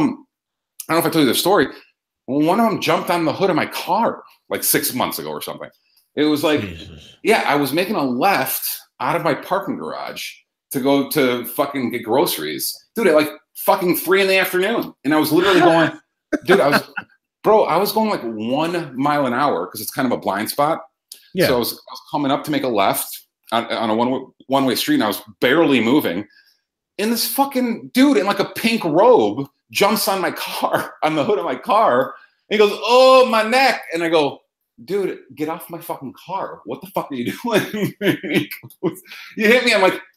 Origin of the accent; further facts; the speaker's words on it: Chicago, Illinois, United States; it's my hometown